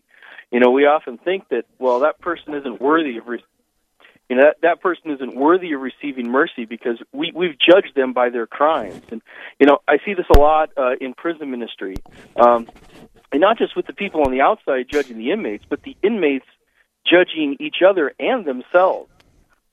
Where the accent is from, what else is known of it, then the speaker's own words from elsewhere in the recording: Missoula, Montana, United States; now in Sioux Falls, United States; I grew up in Missoula, Montana, up in the mountains.